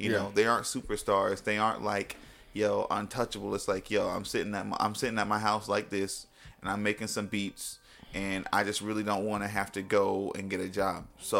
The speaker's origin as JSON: {"language": "English", "region": "Florida", "country": "United States", "said": "and I'm from Florida, like, you got to be hard."}